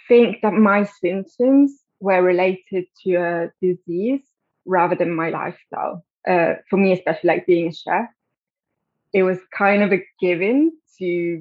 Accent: Italy; moved away as an adult; now in London, United Kingdom; So I grew up in Italy, but I've been living in London for 12 years now

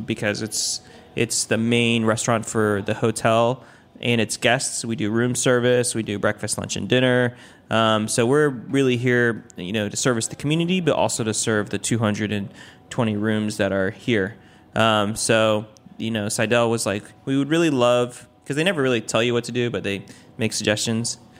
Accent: Taiwan; now in Washington, D.C., United States; I'm from Taiwan, um, so I went back to Taiwan

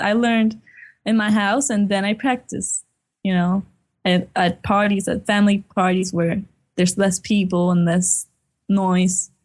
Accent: Puerto Rico; we were essentially born and raised here.

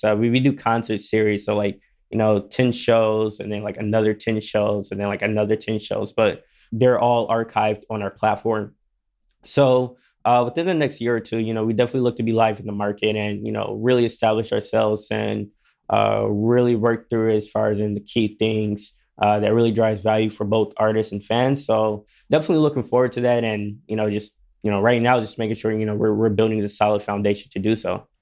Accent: Detroit, Michigan, United States; moved away as an adult; now in West Hollywood, United States; I am originally from Detroit. I am new to L

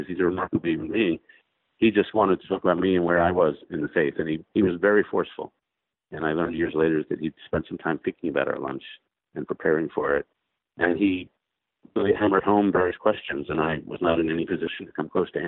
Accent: New York City, New York, United States; now in Washington, United States; I grew up in New York City and live in Washington.

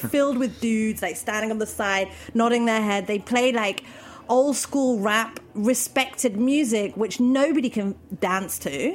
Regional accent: London, United Kingdom; moved away as an adult; now in Berlin, Germany; I'm from London

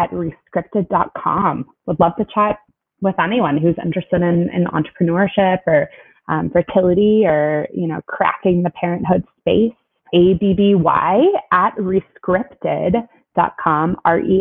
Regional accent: Texas, United States; moved away; I am originally from Texas

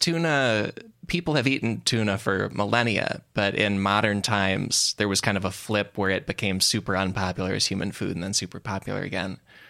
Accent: outside Chicago, Illinois, United States; I'm from outside Chicago

